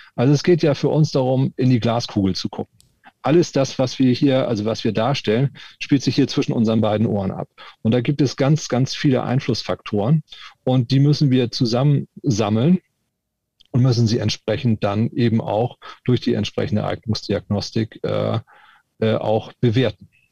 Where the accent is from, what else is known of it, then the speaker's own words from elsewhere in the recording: Hamburg, Germany; Ich bin eben auch Hamburger. Mit Moin Moin oder Moin